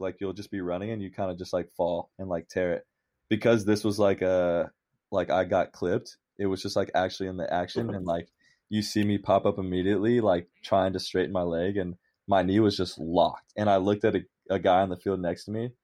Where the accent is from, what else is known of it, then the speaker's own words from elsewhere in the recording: Orlando, Florida, United States; moved away as an adult; also born or lived in New Orleans, Louisiana; now in Cincinnati, United States; I was born in New Orleans. And then I grew up in Orlando, Florida